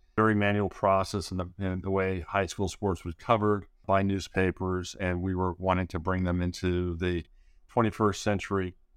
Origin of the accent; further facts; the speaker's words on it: Southern California, United States; growing up in Southern California, my dad was a high school teacher and a coach